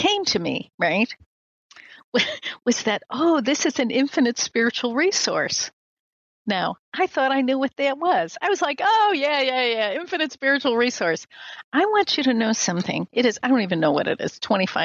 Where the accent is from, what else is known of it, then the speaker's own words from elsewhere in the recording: Midwest, United States; I'm from the Midwest, raised in a very traditional American family, traditional religious Midwest Christian